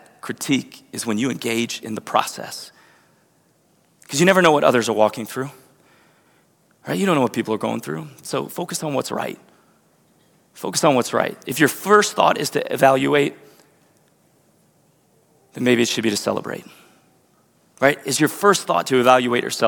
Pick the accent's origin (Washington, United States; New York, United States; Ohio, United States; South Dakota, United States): Ohio, United States; Northridge; I grew up in Northridge, Ohio. I grew up in the same house